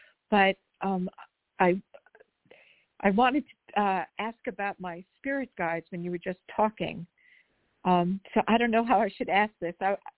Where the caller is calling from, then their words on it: Los Angeles, California, United States; I'm calling from Los Angeles